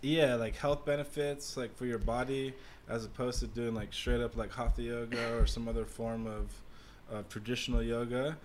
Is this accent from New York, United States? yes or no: no; Los Angeles, California, United States; moved away; growing up in Los Angeles